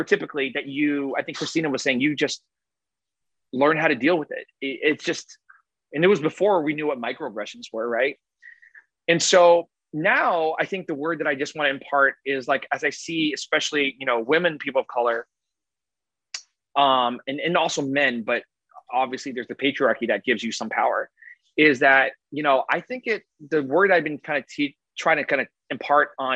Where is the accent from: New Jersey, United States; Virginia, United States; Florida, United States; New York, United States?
New Jersey, United States; Woodbridge; moved away; when I grew up in Jersey, I'm a Jersey kid